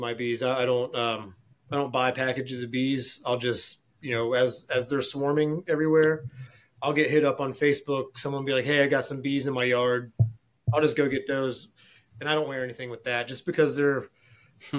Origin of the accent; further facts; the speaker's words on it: Front Royal, Virginia, United States; also born or lived in Charlotte, North Carolina; my hometown of Front Royal, Virginia